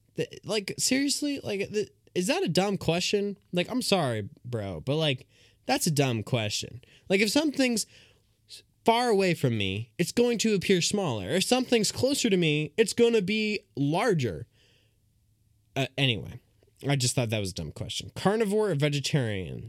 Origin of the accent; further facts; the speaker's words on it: United States; I'm an American